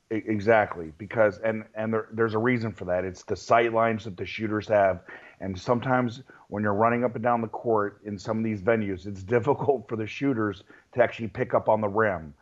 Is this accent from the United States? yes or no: yes; Virginia, United States; when I was a kid growing up in Virginia